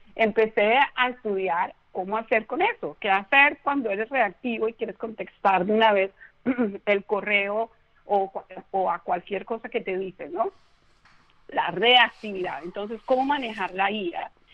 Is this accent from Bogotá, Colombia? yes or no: yes; Bogotá, Colombia; yo soy colombiana eh, de nacimiento, nací en Bogotá